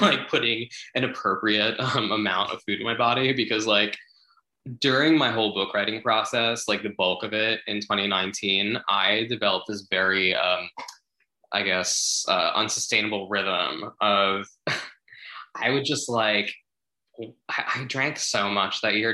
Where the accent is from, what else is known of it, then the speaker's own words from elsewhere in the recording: New Jersey, United States; growing up in Jersey or whatever in the suburbs